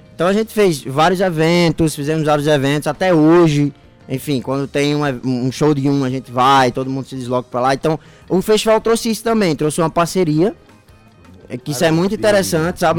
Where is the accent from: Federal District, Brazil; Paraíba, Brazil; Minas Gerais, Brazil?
Paraíba, Brazil; also born or lived in Sertão of Pernambuco; Sou paraibano, mas como meu pai é pastor